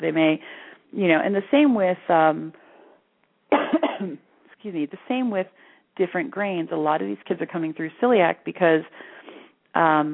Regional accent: Florida, United States; moved away as an adult; now in Sedona, United States; I was raised in Florida

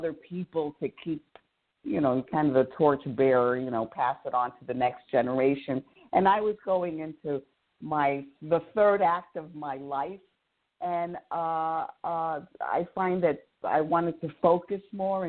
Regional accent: Bronx, New York, United States; I obviously I was raised in the Bronx.

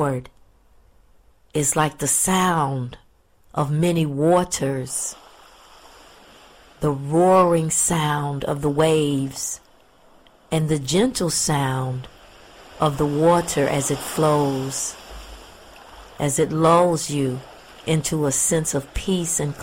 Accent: Pensacola, Florida, United States; I'm a native Floridian and I grew up in Pensacola, Florida, which is a beach town

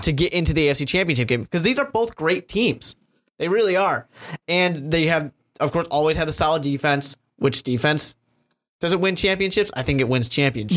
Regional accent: Chicago, Illinois, United States; I'm from Chicago

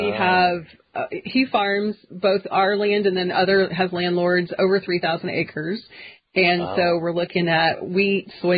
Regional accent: Kansas City, United States; moved away as an adult; I am from Kansas City, a suburb of Kansas City, so I'm a city girl

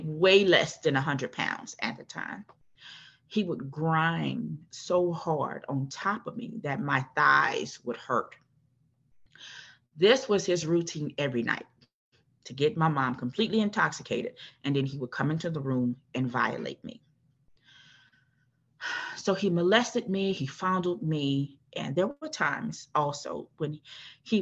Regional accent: New Orleans, Louisiana, United States; also born or lived in Prairieville, Louisiana; I am originally from New Orleans, born and raised in New Orleans.

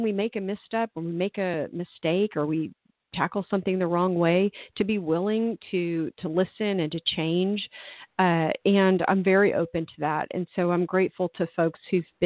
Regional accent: Tulsa, Oklahoma, United States; moved away as an adult; it's my hometown

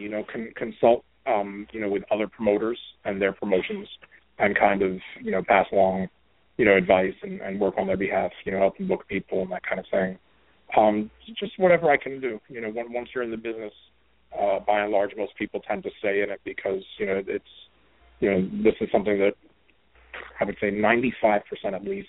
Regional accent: Brooklyn, New York, United States; I mean, I grew up in Brooklyn, and the first live event that I ever went to for pro wrestling was January 86 at the Garden

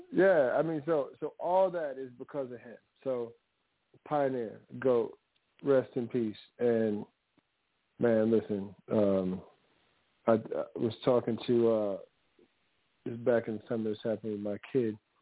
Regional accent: United States; So I grew up in Louisiana Mississippi. My father's from Mississippi.

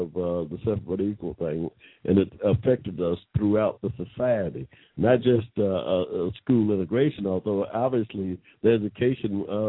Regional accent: United States; also born or lived in Georgia, United States; we Americans of African descent under Plessy was denied 14th Amendment rights, period, here in Georgia.

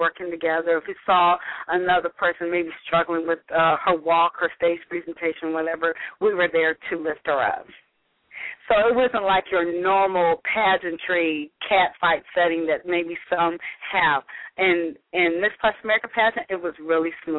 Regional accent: Missouri, United States; now in Dallas, United States; my home state of Missouri

